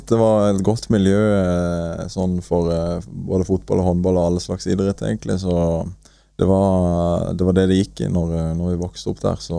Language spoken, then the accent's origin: Norwegian; Marnardal, Agder, Norway; jeg er født og oppvokst i Marnardal. Spilte der sammen med vennene mine og kompisene mine.